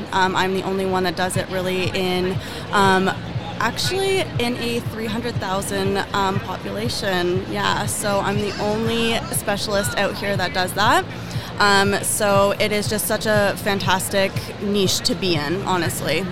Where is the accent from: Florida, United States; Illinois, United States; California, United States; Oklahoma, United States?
California, United States; Fremont; I'm from Fremont, California, which is in the Bay Area